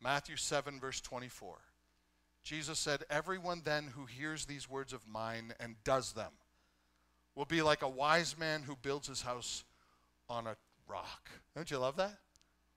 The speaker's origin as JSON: {"language": "English", "country": "Canada", "said": "I love being Canadian. I am in the tribe of those who are Canadian."}